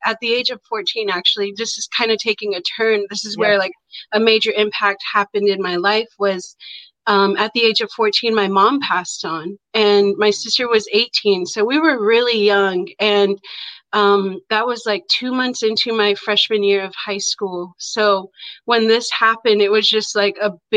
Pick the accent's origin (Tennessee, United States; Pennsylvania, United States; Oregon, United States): Oregon, United States; Warm Springs Indian Reservation; now in Portland, United States; I grew up on the Warm Springs Indian Reservation, and I grew up on my family's cattle ranch